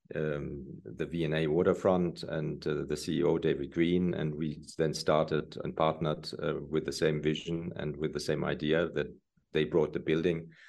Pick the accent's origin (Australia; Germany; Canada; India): Germany; moved away as an adult; also born or lived in Italy / New York City; growing up in Germany